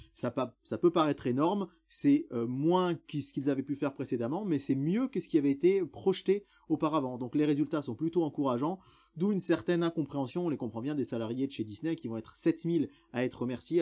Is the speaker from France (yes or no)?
yes; France; chez nous en France